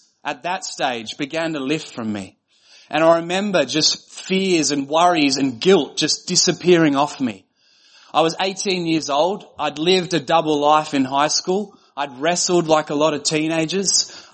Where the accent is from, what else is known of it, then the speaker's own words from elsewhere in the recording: Australia; I was from Australia. I was the only Australian.